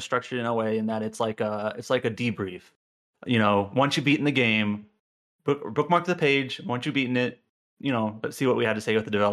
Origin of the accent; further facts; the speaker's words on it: United States; I'm an English-speaking American